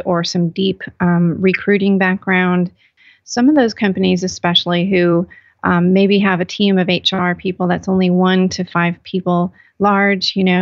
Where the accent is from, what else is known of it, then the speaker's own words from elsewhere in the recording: California, United States; now in North Carolina, United States; I'm actually from California